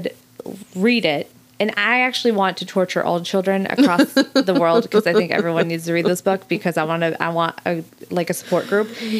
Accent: Arizona, United States; growing up in Arizona

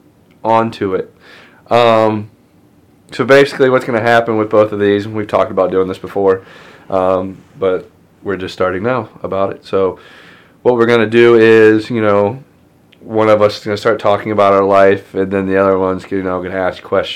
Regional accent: Franklin, Pennsylvania, United States; I'm originally from here. I was born in Franklin

